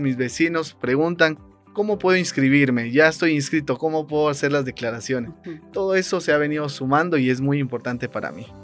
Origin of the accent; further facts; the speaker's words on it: Guatemala; como guatemaltecos